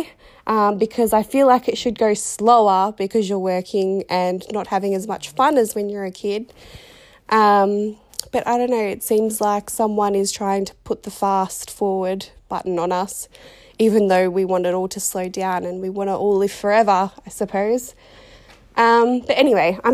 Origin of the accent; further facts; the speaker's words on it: Sunbury, Victoria, Australia; I am from Victoria, Australia. I live in Sunbury and I have done all of my life. Was born in the Sunbury Hospital